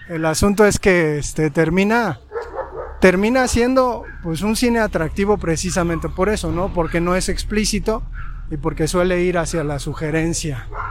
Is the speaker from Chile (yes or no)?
no; Mexico; como espectadores mexicanos